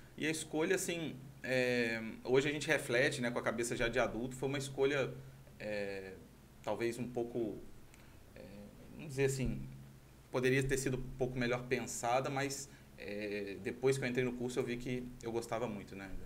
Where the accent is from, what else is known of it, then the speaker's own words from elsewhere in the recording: Itaperuna, Rio de Janeiro, Brazil; moved away as an adult; also born or lived in Santa Clara; Eu sou, sou de Santa Clara mesmo, minha família, meus pais são de lá. É, mas bem novinho vim para Itaperuna